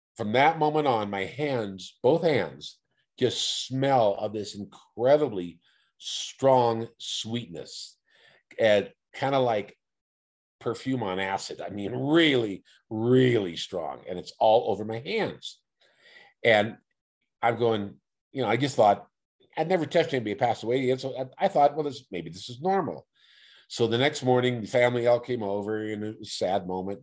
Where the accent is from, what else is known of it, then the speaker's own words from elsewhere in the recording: Oakland, California, United States; I was raised in Oakland, uh, single mom raised me, raised in East Oakland